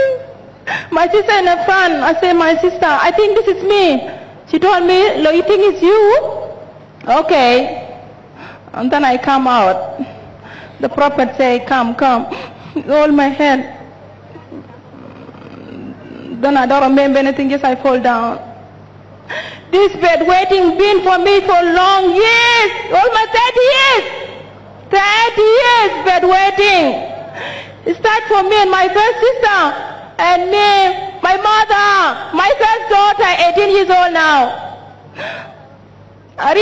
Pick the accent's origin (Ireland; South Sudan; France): South Sudan; now in Australia; I'm from South Sudan, living in Australia.